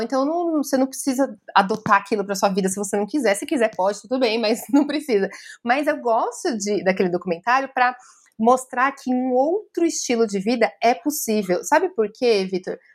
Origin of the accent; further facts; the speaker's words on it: São Paulo, Brazil; eu também sou do centro de São Paulo, aqui a gente tem um monte de morador de rua